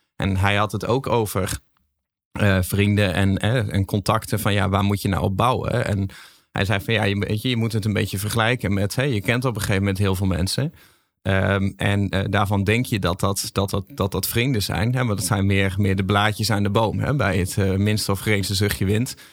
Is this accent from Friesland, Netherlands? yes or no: no; Groningen, Netherlands; Ik kom ook uit Groningen